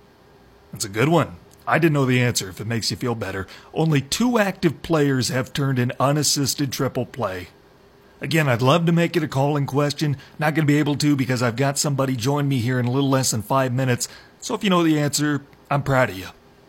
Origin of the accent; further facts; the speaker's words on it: Northwest Iowa, United States; I grew up in Northwest Iowa. Minnesota, Minneapolis was the closest major city. That was where I went to ball games.